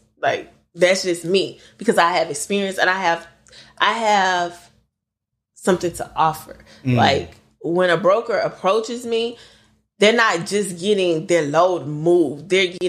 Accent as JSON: {"language": "English", "town": "Lake Charles", "region": "Louisiana", "country": "United States", "tie": "born or raised there", "said": "And then my consistent run is to my hometown, Lake Charles, Louisiana."}